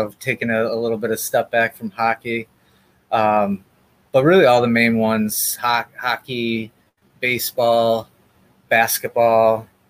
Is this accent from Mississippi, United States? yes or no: no; Buffalo, New York, United States; growing up in Buffalo, I wasn't a Bills fan.